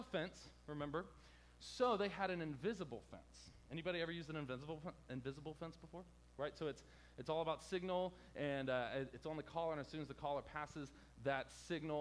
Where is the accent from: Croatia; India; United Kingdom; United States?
United States; Hampton, Virginia; I grew up in the worst part of Hampton Roads called Hampton